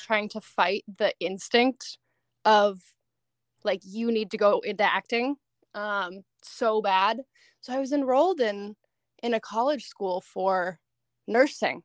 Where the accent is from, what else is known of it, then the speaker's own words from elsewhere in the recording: Seattle, Washington, United States; now in Los Angeles, United States; I lived in Seattle most of my life